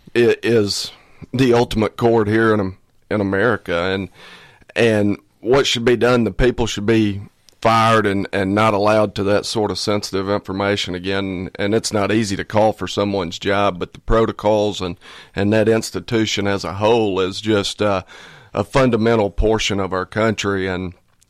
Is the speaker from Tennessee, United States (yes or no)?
yes; Fall Creek Falls State Park, Tennessee, United States; I grew up in Fall Creek Falls State Park.